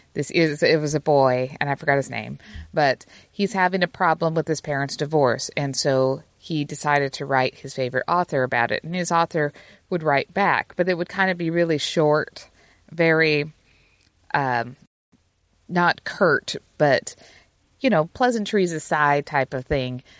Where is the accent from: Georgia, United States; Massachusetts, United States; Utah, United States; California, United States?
Utah, United States; moved away; me growing up in Utah